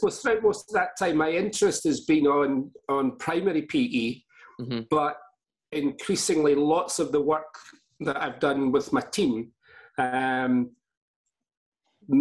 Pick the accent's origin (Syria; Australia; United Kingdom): United Kingdom; Glasgow, Scotland; also born or lived in Fife / Kuwait / Manchester / Edinburgh; mostly in Fife, although I'm from Glasgow